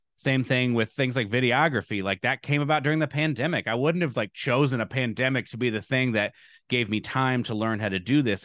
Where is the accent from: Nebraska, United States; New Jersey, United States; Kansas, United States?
Nebraska, United States; Lincoln; also born or lived in Evanston, Illinois; now in Alabama, United States; I'm from Nebraska.